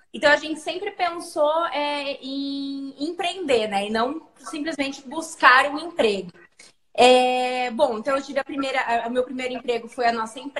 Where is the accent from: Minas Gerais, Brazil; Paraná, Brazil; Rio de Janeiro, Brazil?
Paraná, Brazil; Cascavel; now in Curitiba, Brazil; é aí que eu vim de Cascavel para Curitiba. E desde então, estou aqui.